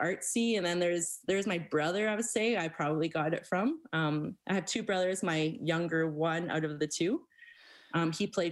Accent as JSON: {"language": "English", "town": "Stony Plain", "region": "Alberta", "country": "Canada", "tie": "born or raised there", "said": "I grew up right outside of Stony Plain"}